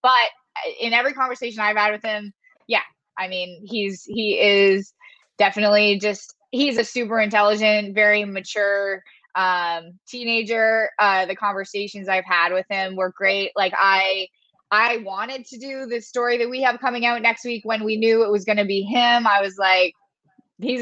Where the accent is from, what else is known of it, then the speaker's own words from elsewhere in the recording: London, Ontario, Canada; I'm from London, Ontario, Canada